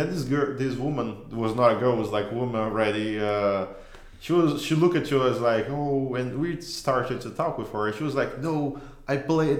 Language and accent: English; Rio de Janeiro, Brazil; English is a second language; moved away as an adult; I grew up in Rio.